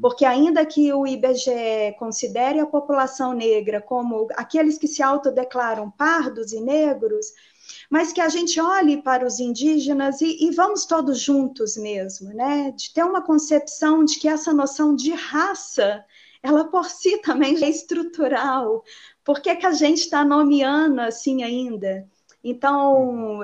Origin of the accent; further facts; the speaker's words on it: Betim, Minas Gerais, Brazil; Eu sou moradora de Betim desde sempre. Eu tenho 41 anos, sempre estive por aqui.